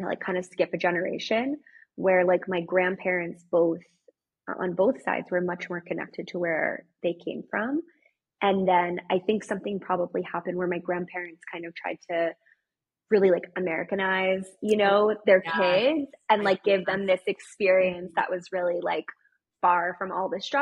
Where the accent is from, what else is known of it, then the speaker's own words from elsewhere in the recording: outside of New York, United States; moved away as an adult; also born or lived in France; now in Mallorca, Spain; I grew up outside of New York